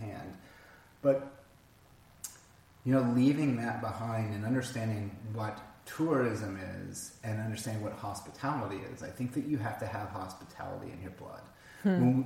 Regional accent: Palm Springs, California, United States; I grew up in Palm Springs, which was by rights a tourist destination

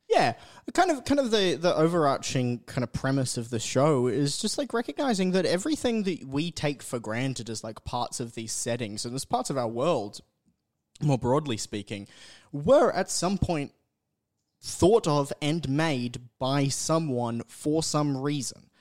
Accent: North Queensland, Australia; I grew up in North Queensland.

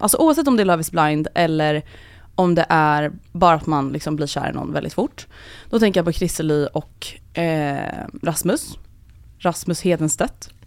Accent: Sweden; vi svenskar

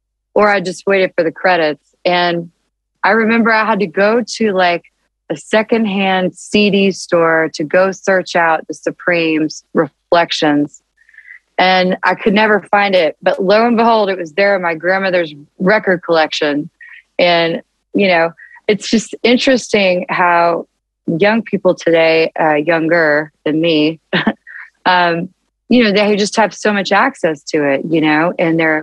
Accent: Nashville, Tennessee, United States; I grew up in Nashville

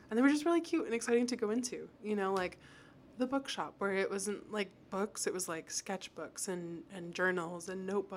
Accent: Mexico; moved away; growing up in Mexico, there was always the plaza

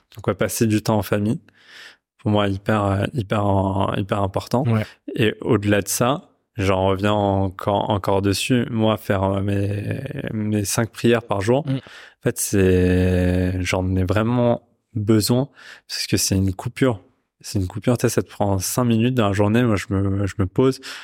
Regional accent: Pakistan; je viens du, je viens du Pakistan

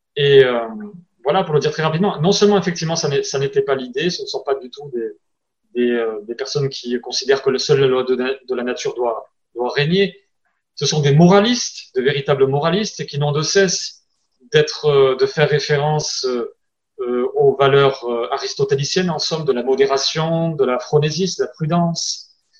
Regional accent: France; accent: French; avec mon accent français

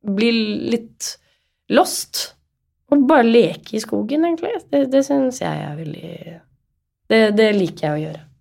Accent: Oslo, Norway; moved away as an adult; now in Molde, Norway; Og huset der jeg vokste opp, der har vi alltid hatt hester

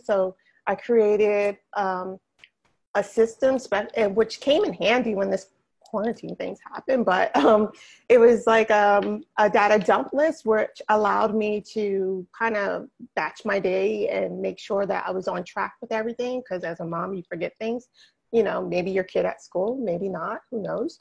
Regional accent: New Jersey, United States; moved away as an adult; now in West Palm Beach, United States; I am from New Jersey, born and bred New Jersey girl all the way

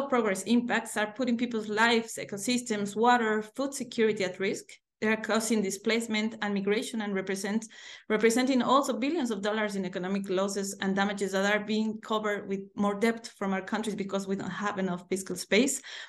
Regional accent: Bolivia; I'm from Bolivia in South America.

